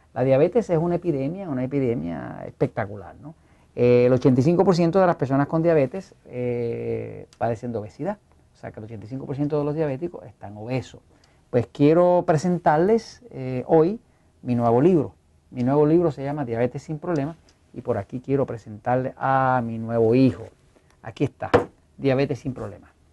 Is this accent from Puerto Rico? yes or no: yes; Puerto Rico